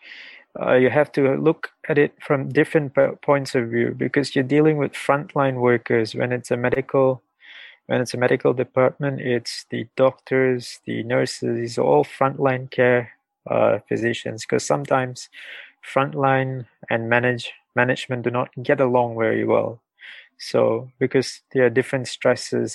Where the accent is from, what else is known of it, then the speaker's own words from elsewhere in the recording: Singapore; I'm from Singapore.